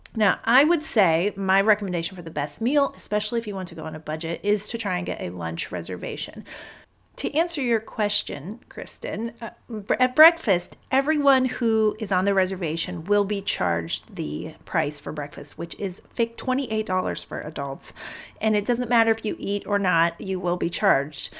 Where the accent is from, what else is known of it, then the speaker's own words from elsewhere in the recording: Akron, Ohio, United States; We flew from Ohio. I'm from Akron originally